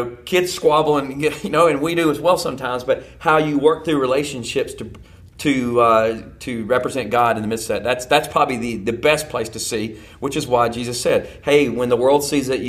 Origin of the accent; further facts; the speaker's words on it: the South, United States; I came from the South, so everybody in the South is a Christian.